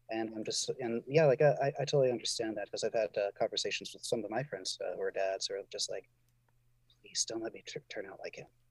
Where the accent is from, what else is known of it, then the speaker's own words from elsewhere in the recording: Northeast, United States; also born or lived in Southwest US; now in California, United States; I'm from the, I'm from the Northeast